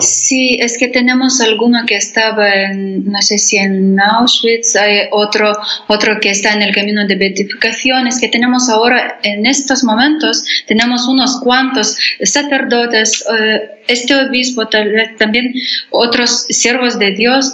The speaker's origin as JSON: {"language": "Spanish", "country": "Lithuania", "also_born_or_lived": "Spain", "second_language": "Spanish", "said": "soy de Lituania"}